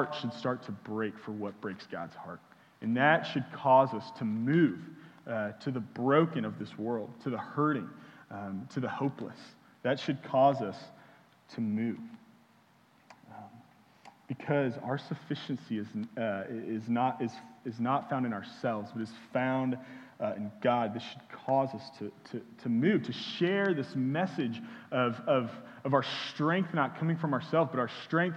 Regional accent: Houston, Texas, United States; now in Austin, United States; I'm from Houston

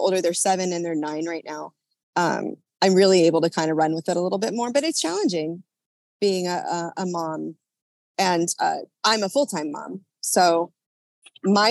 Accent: Orange County, California, United States; now in Los Angeles, United States; I'm originally from Orange County, California

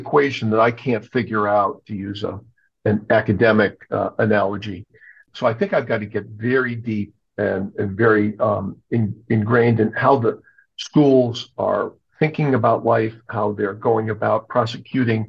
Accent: Connecticut, United States; moved away as an adult; also born or lived in Maryland; now in Baltimore, United States; I grew up in New England, in Connecticut.

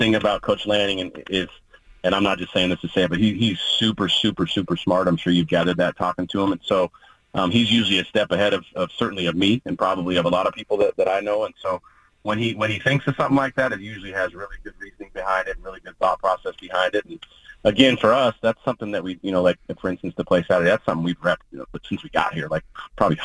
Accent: Oregon, United States; born or raised there

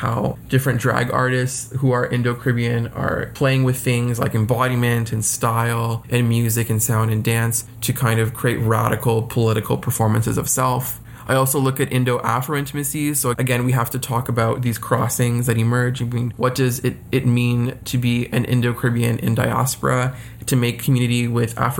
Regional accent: Mississauga, Ontario, Canada; now in Toronto, Canada; I'm from the suburbs, like I was born in Mississauga. I only recently moved to Toronto to live over like maybe 3 years ago, just for school. But I grew up like in that area

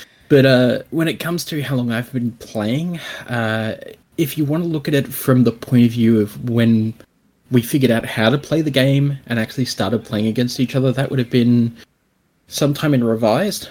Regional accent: Australia; I'm Australian

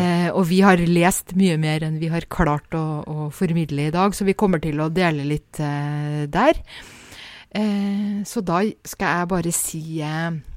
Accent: Norway; som nordmann

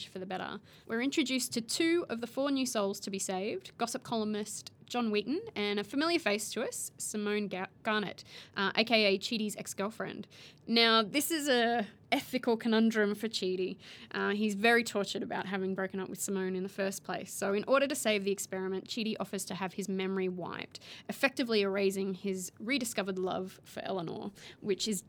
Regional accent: Australia; While I was living overseas, and inevitably people would be like, oh, where are you from? And they never pick Australia

